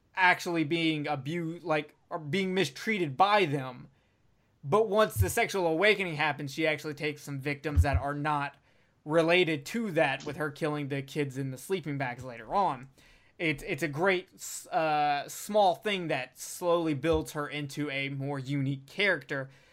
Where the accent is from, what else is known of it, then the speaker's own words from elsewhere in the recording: Alabama, United States; I'm from Alabama